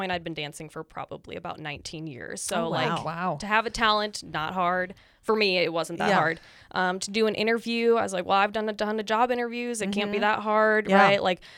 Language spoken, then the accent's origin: English; Hastings, Minnesota, United States; moved away as an adult; now in Great Falls, United States; I grew up just outside of St. Paul, Minneapolis